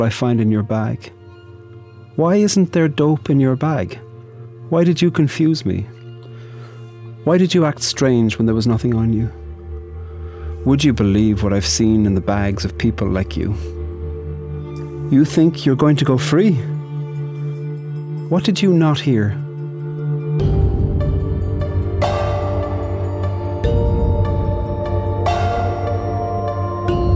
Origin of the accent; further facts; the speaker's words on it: Ireland; I'm a poet from Ireland.